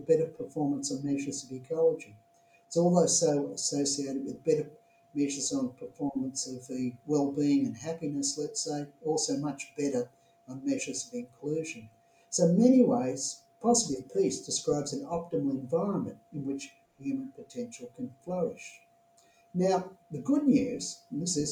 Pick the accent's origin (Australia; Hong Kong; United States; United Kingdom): Australia; my home country, Australia